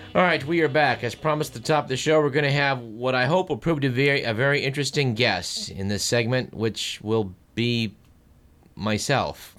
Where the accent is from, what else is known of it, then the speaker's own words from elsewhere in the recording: United States; being an American